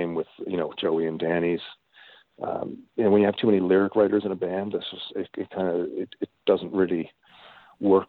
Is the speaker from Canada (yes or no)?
yes; Newfoundland and Labrador, Canada; moved away; also born or lived in Toronto / Winnipeg; when I grew up in Newfoundland